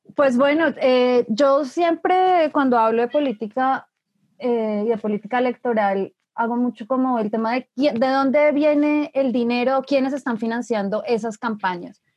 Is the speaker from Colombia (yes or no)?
yes; Colombia; como colombianos